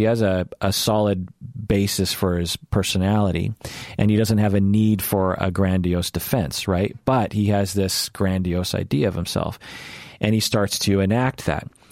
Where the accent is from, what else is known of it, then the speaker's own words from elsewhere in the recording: United States; I'm Asian American.